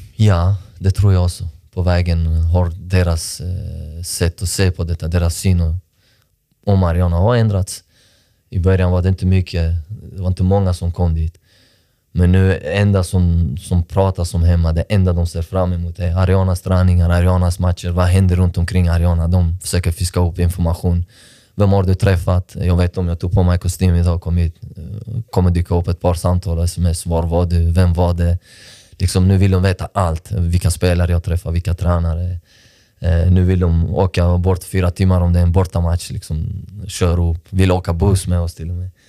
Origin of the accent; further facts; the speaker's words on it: Malmö, Skåne, Sweden; för jag är uppväxt i Rosengård. Jag landade i Malmö, i Sverige, 20, 2002.